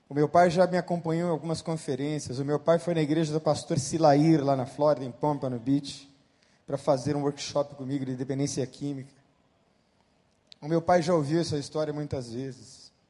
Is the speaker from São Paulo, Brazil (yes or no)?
yes; Santo André, São Paulo, Brazil; also born or lived in Bauru, São Paulo; eu tinha de 12 para 13 anos de idade, nós nos mudamos de Bauru, São Paulo, para o interior. Aliás, mudamos de Santo André, São Paulo, para o interior, em Bauru. E a mudança foi muito dura, foi muito difícil para mim.